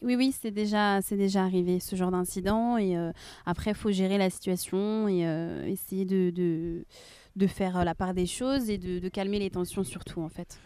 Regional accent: Rennes, Brittany, France; also born or lived in Nantes; je suis nantaise, mais par contre, ouais, j'habite à Rennes depuis l'âge de mes 5 ans, donc je connais vraiment nettement mieux Rennes que, que Nantes.

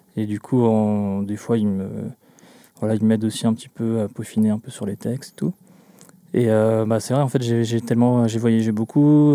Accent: Glomel, Brittany, France; je viens du, du centre Bretagne, un petit village qui s'appelle Glomel

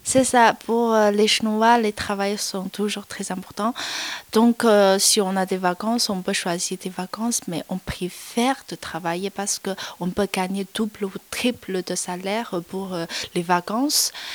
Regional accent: Chongqing, China; French is a second language; moved away; En fait, je viens de Chongqing. C'est une ville au sud-ouest de la Chine.

